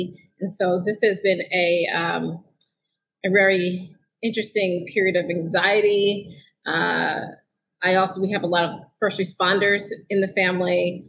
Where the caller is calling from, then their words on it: New Orleans, Louisiana, United States; moved away; Well, I am calling in from New Orleans, the lakefront area specifically, and in particular my living room